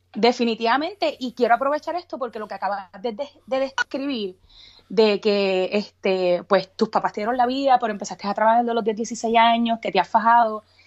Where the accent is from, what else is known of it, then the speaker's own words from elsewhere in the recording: Bayamón, Puerto Rico; moved away as an adult; now in Texas, United States; original de Bayamón